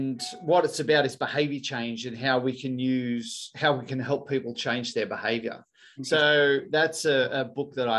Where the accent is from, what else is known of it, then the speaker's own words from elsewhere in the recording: Thirroul, New South Wales, Australia; now in Sydney, Australia; I grew up in Thirroul on the south coast.